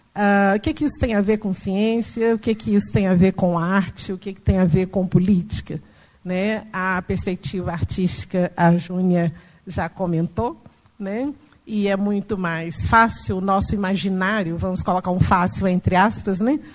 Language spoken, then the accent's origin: Portuguese; Minas Gerais, Brazil; eu sou mineira, mineira da roça, do interior, entendeu? E de uma família tradicionalmente católica, de práticas assim, tradicionais de folia de reis, de congado e tal. Então, cresci e fui criada nesse ambiente